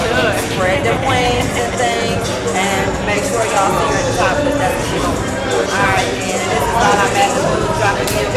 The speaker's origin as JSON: {"language": "English", "region": "California", "country": "United States", "said": "I'm from Cali."}